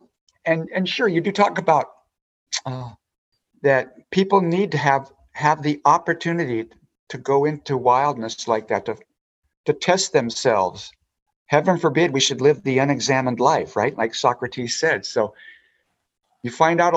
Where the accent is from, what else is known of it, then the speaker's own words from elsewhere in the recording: Spokane, Washington, United States; I was raised in Spokane, Washington